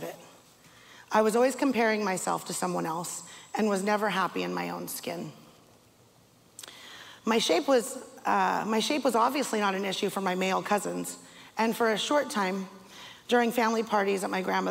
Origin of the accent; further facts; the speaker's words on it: Castro Valley, California, United States; I was born in Castro Valley, California, to Mitchell and Christine